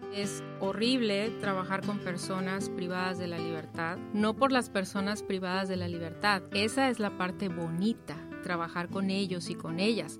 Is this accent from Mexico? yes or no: yes; Yucatán, Mexico; Yo soy yucateca